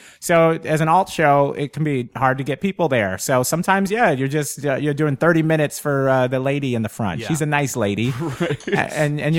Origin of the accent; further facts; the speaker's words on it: New York, United States; anytime I go somewhere like that and go, I'm from New York, they're like, well, come headline this stadium.